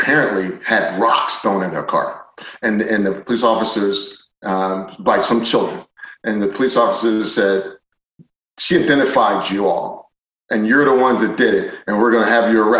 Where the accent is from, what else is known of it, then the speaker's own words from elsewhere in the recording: Philadelphia, Pennsylvania, United States; I grew up in Philadelphia